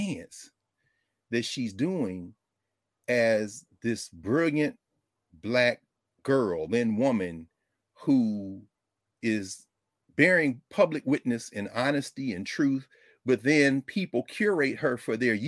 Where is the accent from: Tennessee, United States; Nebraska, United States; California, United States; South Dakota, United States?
Tennessee, United States; Nashville; where I was born in Nashville